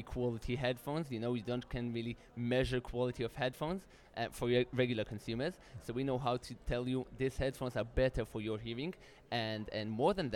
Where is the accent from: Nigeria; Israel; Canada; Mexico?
Israel; We're from Israel.